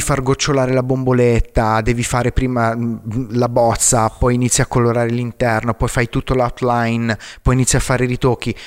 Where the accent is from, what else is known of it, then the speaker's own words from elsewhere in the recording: Arezzo, Tuscany, Italy; sono cresciuto ad Arezzo, la, la, patria dei cinghiali ringhiosi.